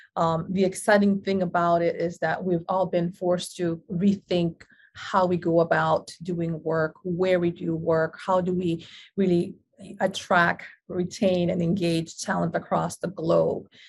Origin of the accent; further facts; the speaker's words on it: Panama; now in New York, United States; an implant from across the world, originally born and bred in Panama